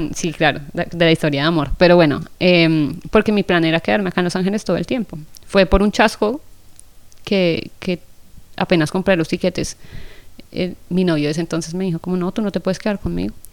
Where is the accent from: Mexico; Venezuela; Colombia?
Colombia; yo soy de Colombia